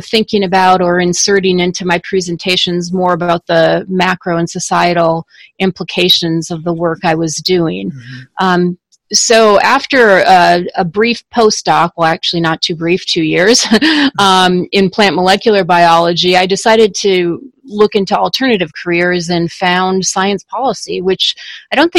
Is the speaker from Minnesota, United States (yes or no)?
yes; Minnesota, United States; moved away as an adult; also born or lived in Washington, D.C.; I wanted to move back to Minnesota, my home state